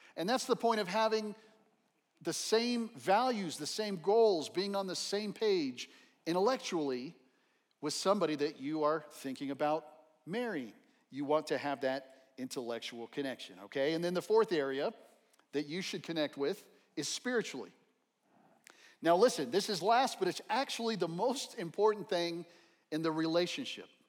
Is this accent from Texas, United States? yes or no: yes; El Paso, Texas, United States; Growing up in El Paso, Texas